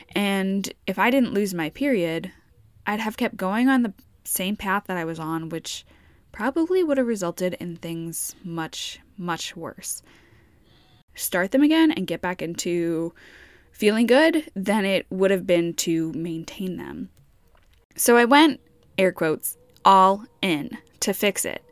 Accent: New York, United States; moved away; I'm from New York

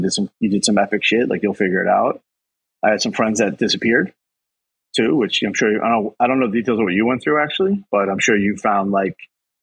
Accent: New York City, New York, United States; also born or lived in Bronxville; my house I grew up with in Queens

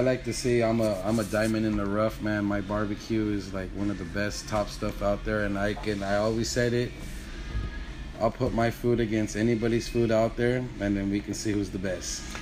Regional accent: Wilmington, California, United States; also born or lived in Houston, Texas; I was born and raised in Wilmington. Went to Wilmington Park Elementary. Went to Wilmington Junior High, uh-huh. and then I went to Phineas Banning High School

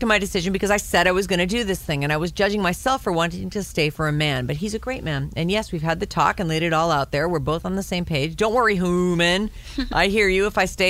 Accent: South Africa; 3 months, South Africa, my home country.

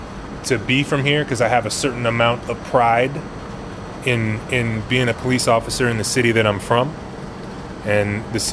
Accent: Oakland, California, United States; I am from here, from Oakland. Five generations of my family have been born and raised in Oakland.

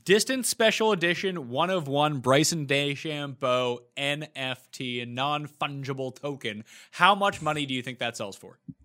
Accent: Canada; we're both Canadian

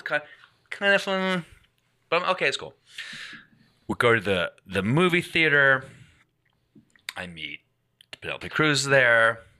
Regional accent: Glasgow, Scotland, United Kingdom; I go, I'm from Scotland. And she goes, where? I go, I'm from Glasgow.

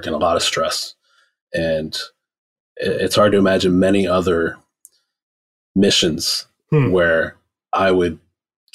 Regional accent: Rust Belt, Midwest, United States; I grew up in the Rust Belt. So I saw the same thing in the 90s, factories, shut down across the entire state, across the entire Midwest

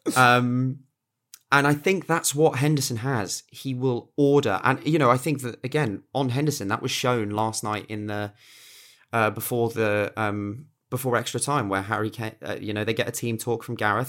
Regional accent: England, United Kingdom; I'm English, I live in England

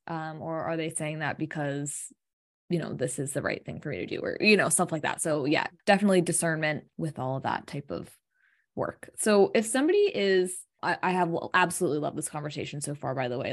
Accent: United States; growing up in America

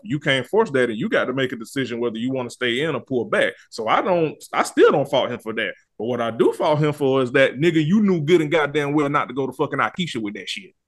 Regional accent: the South, United States; I'm from the South in the country

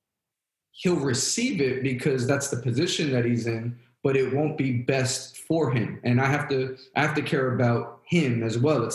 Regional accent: New York, United States; growing up in New York

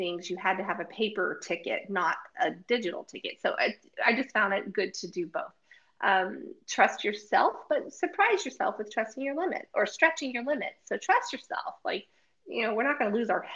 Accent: United States; we're from America, so I'm not going to just impose my Americanism

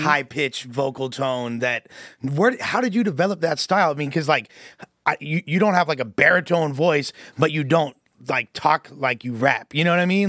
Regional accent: Los Angeles, California, United States; growing up in L A, and the, like, I'm from West L

